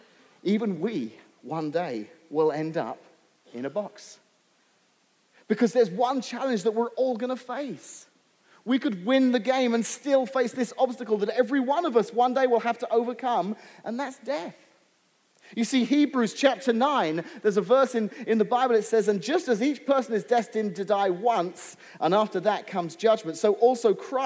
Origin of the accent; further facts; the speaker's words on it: England, United Kingdom; now in United States; growing up in England